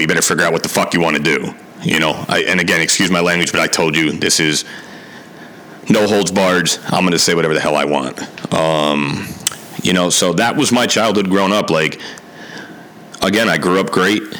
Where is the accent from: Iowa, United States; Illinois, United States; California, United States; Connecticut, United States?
Connecticut, United States; Milford; also born or lived in New Haven, Connecticut; born in New Haven, grew up in Milford, Connecticut